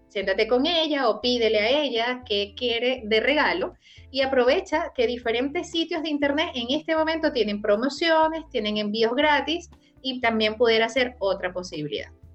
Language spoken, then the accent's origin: Spanish; Venezuela; now in Chile; celebramos los venezolanos